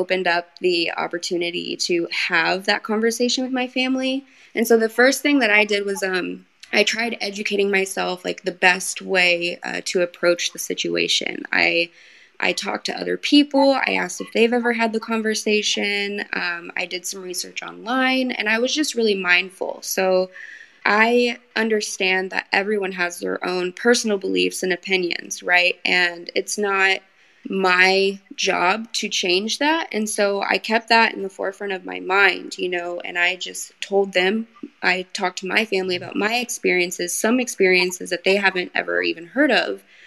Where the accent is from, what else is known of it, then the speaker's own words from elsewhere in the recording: Lake of the Ozarks, Missouri, United States; now in Southern California, United States; I'm currently living in Southern California. I'm originally from Lake of the Ozarks, Missouri.